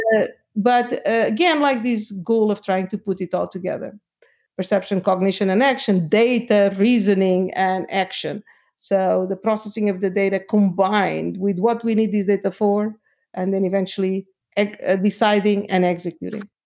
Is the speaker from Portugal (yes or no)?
yes; Lisbon, Portugal; moved away; I am from Portugal, from Lisbon.